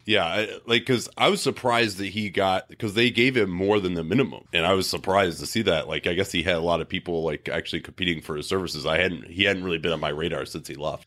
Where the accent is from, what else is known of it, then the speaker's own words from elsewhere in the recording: Chicago, Illinois, United States; I grew up in Chicago